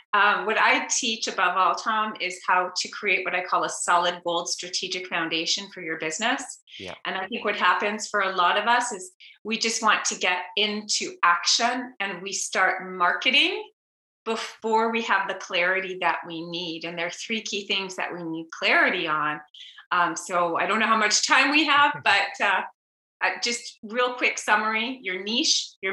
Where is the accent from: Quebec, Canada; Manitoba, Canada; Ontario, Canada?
Quebec, Canada; Montreal; accent: Canadian; now in San Diego, United States; if you hear a little Canadian accent, I grew up in Montreal.